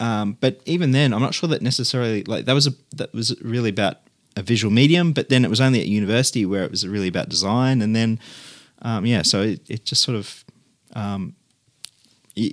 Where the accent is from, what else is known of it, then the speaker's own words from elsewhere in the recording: Mulgrave, Victoria, Australia; Well, it would have to be the suburban home that I grew up in Mulgrave, which was a quite a beautiful double brick suburban house with high cathedral ceilings and mission brown rafters and appointments, I guess.